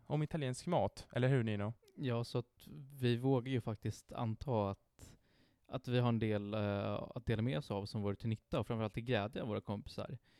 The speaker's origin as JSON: {"language": "Swedish", "town": "Stockholm", "region": "Stockholm County", "country": "Sweden", "tie": "born or raised there", "said": "jag är, till skillnad från Francesco, uppvuxen här i Stockholm"}